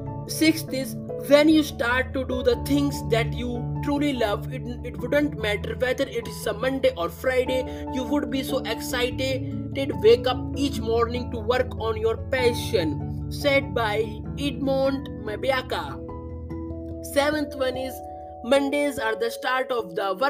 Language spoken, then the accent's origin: English; India; I am from India